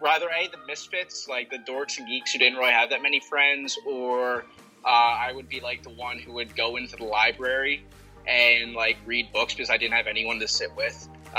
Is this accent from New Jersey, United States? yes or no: yes; Atlantic City, New Jersey, United States; I'm from Atlantic City, so I'm right on the shore.